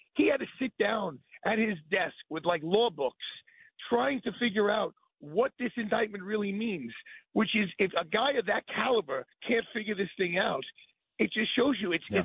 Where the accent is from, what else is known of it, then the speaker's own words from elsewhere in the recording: New York, United States; I'm a New Yorker